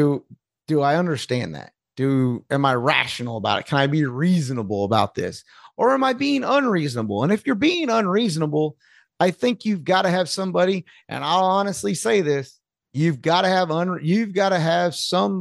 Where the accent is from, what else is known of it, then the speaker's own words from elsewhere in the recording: North Carolina, United States; I'm from North Carolina, and that's just not how we say it in North Carolina